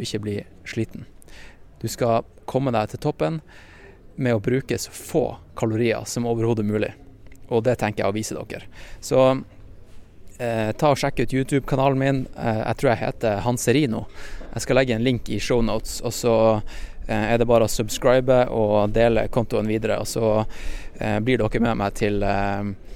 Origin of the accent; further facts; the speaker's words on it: Norway; som nordmenn